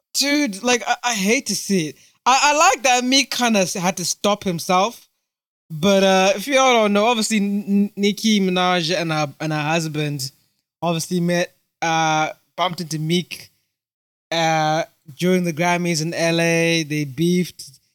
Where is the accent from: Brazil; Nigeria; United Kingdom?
United Kingdom; also born or lived in Zimbabwe; am British Zimbabwean, British uh, British African Zimbabwean